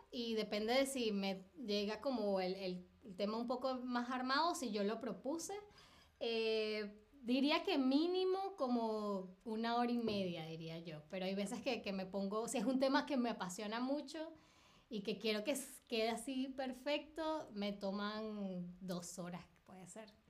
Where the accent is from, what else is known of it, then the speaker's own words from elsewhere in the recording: Caracas, Capital District, Venezuela; now in Berlin, Germany; 2018, eh, en septiembre de 2018 me vine de Caracas a Berlín.